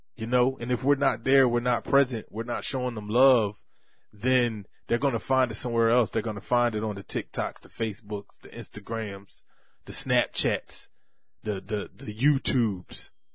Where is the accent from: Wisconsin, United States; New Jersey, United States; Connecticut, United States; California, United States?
New Jersey, United States; Bridgeton; right here in my hometown, Brixton, New Jersey